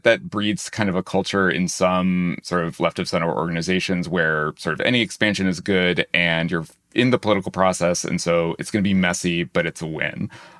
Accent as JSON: {"language": "English", "region": "New Hampshire", "country": "United States", "tie": "born or raised there", "said": "I had a nice sort of controlled experiment in this as a teenager, because I grew up in New Hampshire."}